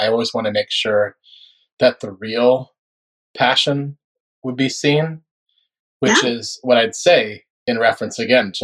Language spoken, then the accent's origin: English; Northern Florida, United States; I grew up in Florida, but I grew up in Northern Florida, which is much more like Southern Georgia than it is the Miami people or Palm Beach people know